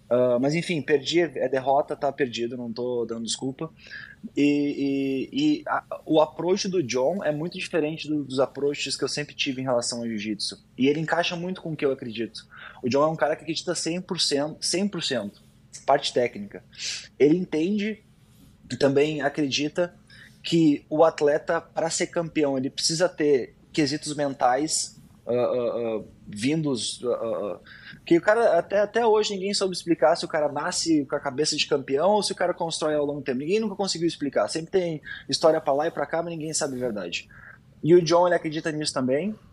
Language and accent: Portuguese; Porto Alegre, Rio Grande do Sul, Brazil; now in United States; Eu acho que ter, ter feito essa transição aqui para América eh, me agregou bastante, né? Eu saí de Porto Alegre, lá no Sul